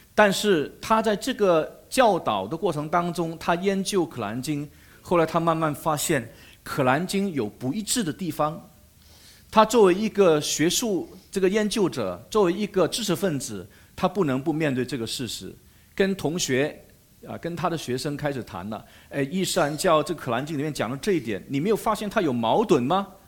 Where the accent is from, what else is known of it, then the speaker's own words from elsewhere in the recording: Malaysia; 我是马来西亚人